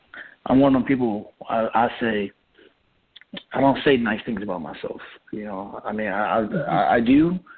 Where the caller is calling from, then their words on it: Virginia, United States; I'm calling from Virginia.